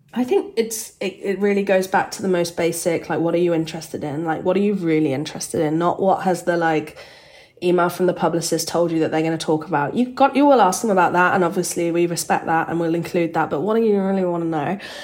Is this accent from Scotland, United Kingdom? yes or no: no; Birmingham, West Midlands, United Kingdom; moved away; I grew up in Birmingham in the UK